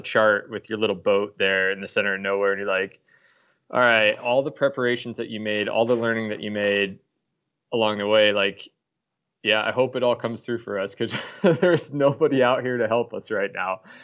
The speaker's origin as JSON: {"language": "English", "town": "Des Moines", "region": "Iowa", "country": "United States", "tie": "born or raised there", "also_born_or_lived": "Stockholm, Sweden", "moved": "as an adult", "said": "I grew up in Des Moines, uh, lived all over the U.S., and then uh, about 10 years ago, I moved to Stockholm for a job"}